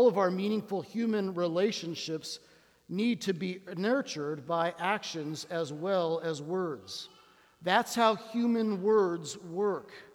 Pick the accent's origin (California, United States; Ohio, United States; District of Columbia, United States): District of Columbia, United States; Washington; I come from Washington, D.C. We're a city of words